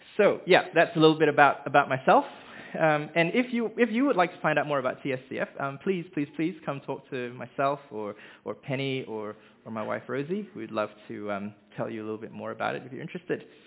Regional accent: Malaysia; moved away as an adult; also born or lived in Hamilton, New Zealand; now in Dunedin, New Zealand; I was born in Hamilton, um, where our family lived for the first three years of my life before we moved back to Malaysia, and that's where I grew up

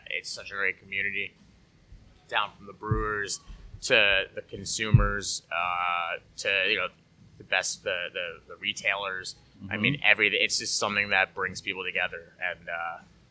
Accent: Rockland, New York, United States; I grew up in Rockland and there was nothing up there

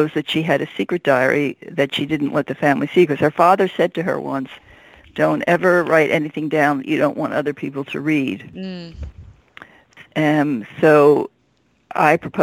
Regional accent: Philadelphia, Pennsylvania, United States; I grew up in Philadelphia

